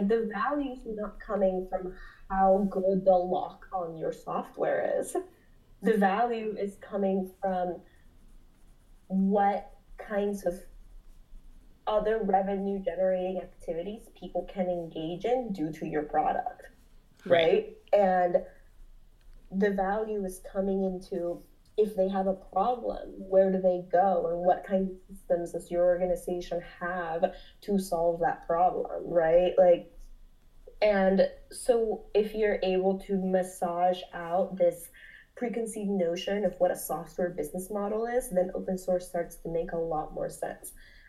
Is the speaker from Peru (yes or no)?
yes; Peru; I'm from Peru. In Peru, you can go to Lima downtown